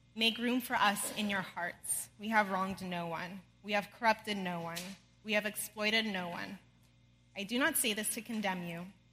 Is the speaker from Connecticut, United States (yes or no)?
no; outside of Los Angeles, California, United States; I grew up outside of Los Angeles, California, with amazing parents